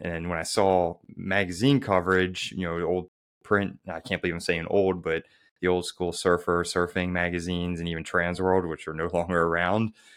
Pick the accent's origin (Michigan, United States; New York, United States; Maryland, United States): Maryland, United States; Baltimore; someone like me who really struggled to progress growing up in Baltimore, Maryland